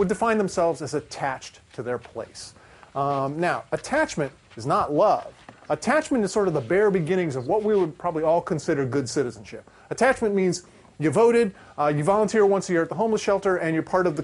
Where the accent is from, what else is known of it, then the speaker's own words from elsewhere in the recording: Ohio, United States; moved away as an adult; now in Florida, United States; I grew up in Ohio, and I came down here to Florida about 20 years ago